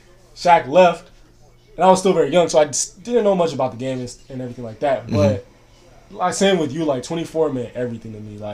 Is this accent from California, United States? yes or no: yes; Rialto, California, United States; Montana. Okay. Rialto.